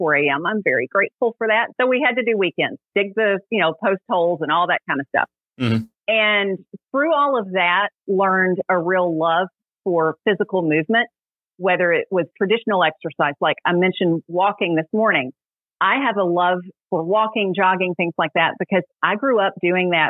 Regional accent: Middle Tennessee, United States; I grew up in Middle Tennessee

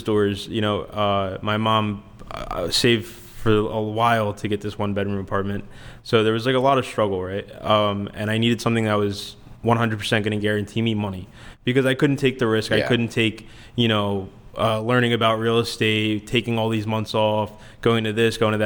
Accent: Philadelphia, Pennsylvania, United States; I grew up in Northeast Philadelphia, which is pretty local to here

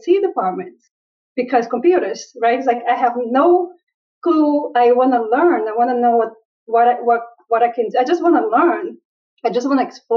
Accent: Brazil; now in United States; When I was growing up in Brazil, there were no computers anywhere in my radius

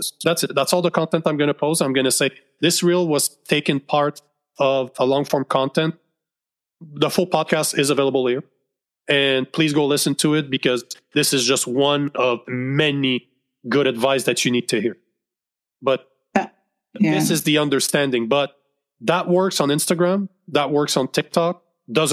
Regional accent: Canada; I'm Canadian

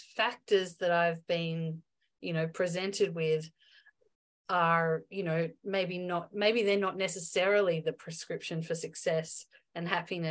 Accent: Melbourne, Victoria, Australia; moved away as an adult; also born or lived in Byron Bay; I went to a private girls' school in my hometown of Melbourne

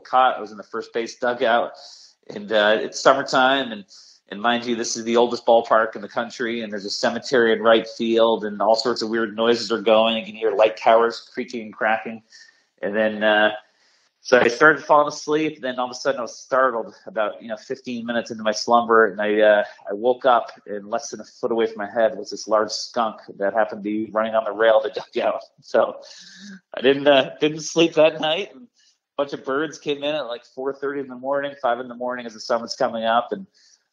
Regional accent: Vermont, United States; now in Norwich, United States; I'm from Vermont

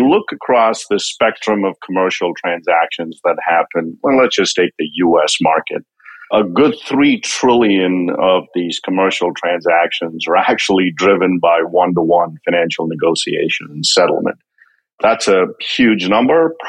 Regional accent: India; moved away as an adult; also born or lived in Connecticut, United States; now in Greenwich, United States; I grew up in India. I came to this country about 30 years ago. Came here for grad school

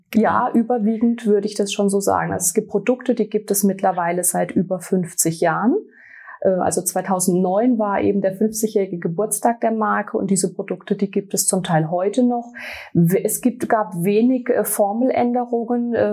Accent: Baden-Württemberg, Germany; ich komme aus dem Raum ähm, Schwarzwald, um genau zu sein aus La. Ich bin 42 Jahre alt

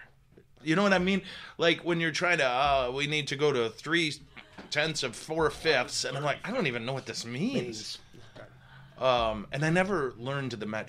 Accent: northern Midwest, United States; we're from the Midwest, the northern Midwest.

